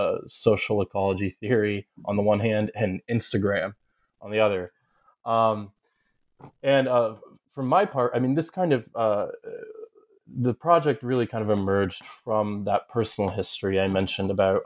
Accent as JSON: {"language": "English", "region": "Ohio", "country": "United States", "tie": "born or raised there", "also_born_or_lived": "New York", "said": "I grew up in Southern Ohio, though I'm from upstate New York, and I grew up closeted and in a community that I perceived as being a kind of somewhat hostile."}